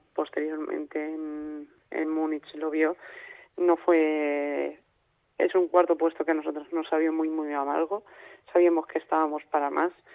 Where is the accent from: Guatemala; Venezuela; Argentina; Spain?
Spain; Castilla-La Mancha; now in Granada, Spain; yo soy manchega y, y vivo en, en Granada por entrenamiento